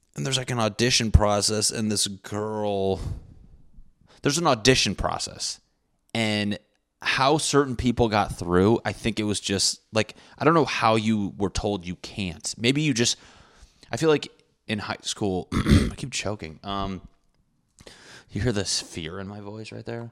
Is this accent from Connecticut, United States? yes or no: yes; Connecticut, United States; I'm from Connecticut